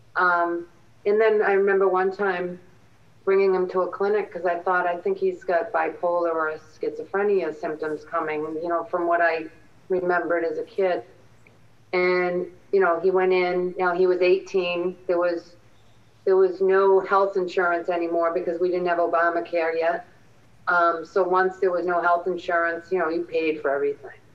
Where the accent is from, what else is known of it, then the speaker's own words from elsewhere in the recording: Randolph, Massachusetts, United States; a young kid growing up in Little Randolph